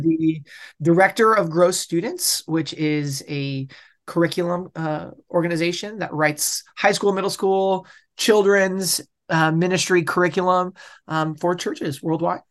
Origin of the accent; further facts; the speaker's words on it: Bellingham, Washington, United States; also born or lived in Boulder; I'm from Bellingham, Washington, which is, like, as far upper left of the United States as you can basically get